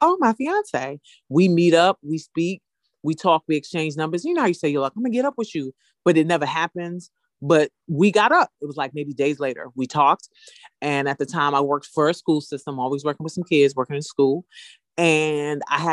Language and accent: English; New York City, New York, United States; moved away as an adult; now in Detroit, United States; I'm initially a New Yorker